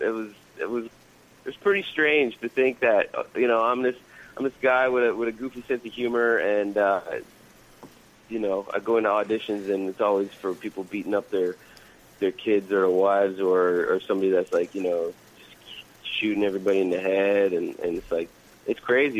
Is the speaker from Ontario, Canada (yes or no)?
no; Newfoundland and Labrador, Canada; moved away as an adult; now in Vancouver, Canada; I'm from a little island in the Atlantic Ocean called Newfoundland